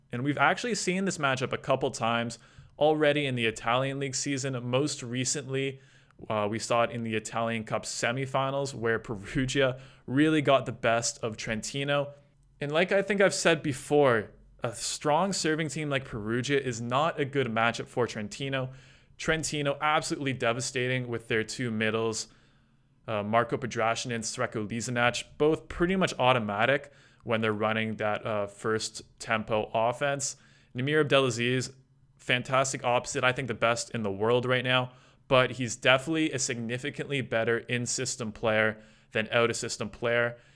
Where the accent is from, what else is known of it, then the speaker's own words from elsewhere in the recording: Canada; It's a bit frustrating to watch as a Canadian fan